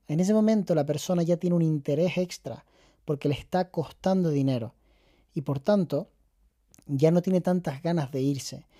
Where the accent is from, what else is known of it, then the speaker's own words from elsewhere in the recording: Canary Islands, Spain; accent: Canarian; siendo canario, que no es fácil porque hablamos muy aspirado